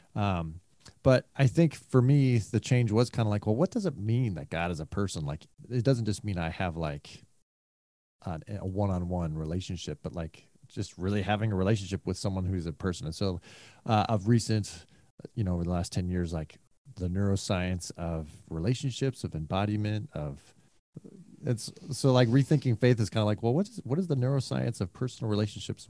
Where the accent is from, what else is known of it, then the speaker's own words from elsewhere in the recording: Bay Area, California, United States; moved away; also born or lived in Chicago; I was raised in California in the Bay Area